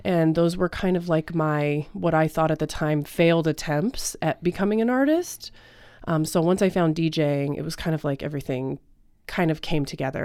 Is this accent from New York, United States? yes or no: no; Aurora, Colorado, United States; I am actually from Aurora, Colorado.